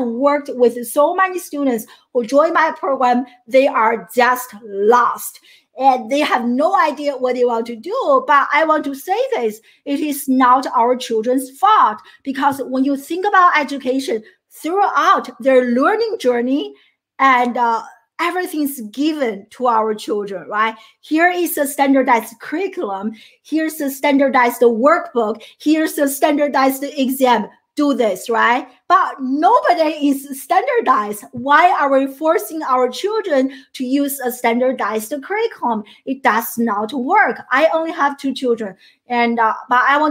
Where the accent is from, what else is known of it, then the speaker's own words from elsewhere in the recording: China; first language Chinese; English is a second language; moved away as an adult; now in United States; I grew up in China. I'm a first generation immigrant and to the United States. And I came to the US in my early 20s, 21 years old.